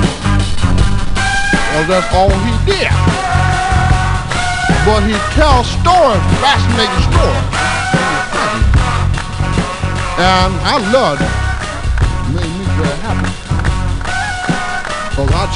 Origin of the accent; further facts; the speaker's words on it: Peoria, Illinois, United States; I was born in Peoria, Illinois.